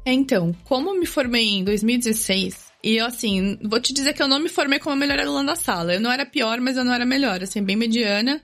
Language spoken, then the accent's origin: Portuguese; São Vicente, São Paulo, Brazil; moved away as an adult; also born or lived in Santos, Brazil; now in Canada; eu sou natural de Santos, no litoral de São Paulo. Morei minha vida toda né, em São Vicente, estudei em Santos